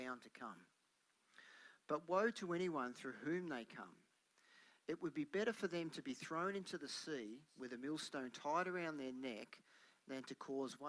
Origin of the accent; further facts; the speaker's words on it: Melbourne, Victoria, Australia; when I was growing up in Melbourne